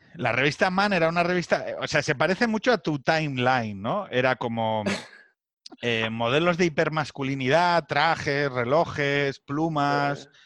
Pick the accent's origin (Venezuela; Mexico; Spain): Spain; Asturias; que soy de Asturias